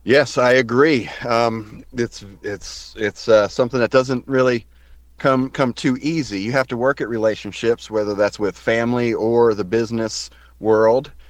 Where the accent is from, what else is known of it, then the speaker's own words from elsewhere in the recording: Salisbury, North Carolina, United States; also born or lived in Staten Island, New York; now in Asheville, United States; I claim as being from the Piedmont area of North Carolina. a great town called Salisbury uh, is where I where I grew up